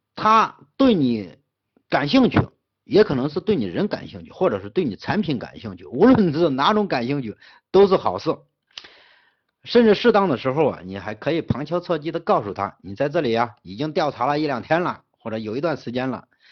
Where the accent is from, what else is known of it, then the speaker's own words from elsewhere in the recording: Henan, China; 我们河南人跟河南人做生意是最难做了，真的。我在全在整个西北跟外地人打交道是最好打，但是跟河南老乡打交道是